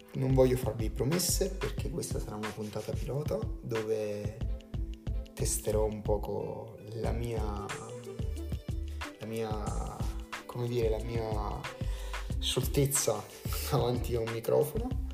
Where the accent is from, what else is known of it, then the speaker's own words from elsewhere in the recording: Campania, Italy; sono campano